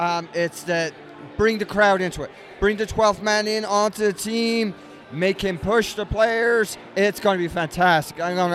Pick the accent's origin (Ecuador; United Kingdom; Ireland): Ireland; Dublin, Leinster; now in Knoxville, United States; I'm from Dublin, Ireland, and that's my hometown's colors.